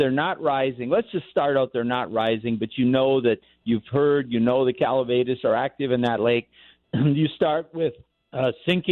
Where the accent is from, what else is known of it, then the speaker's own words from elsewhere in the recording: Midwest, United States; We grew up in the Midwest